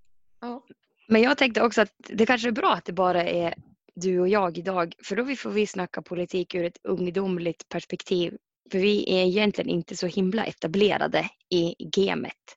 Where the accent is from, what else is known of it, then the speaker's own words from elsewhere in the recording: Mittådalen, Jämtland, Sweden; från Mittedalen, bor, och, bor i Mittedalen